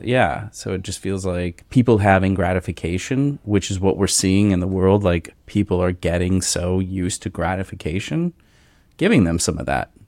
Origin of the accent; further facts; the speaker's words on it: Cincinnati, Ohio, United States; we are both from Cincinnati area